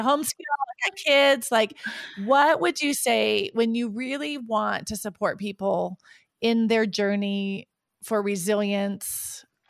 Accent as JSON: {"language": "English", "country": "United States", "moved": "yes", "said": "I'm from an American background"}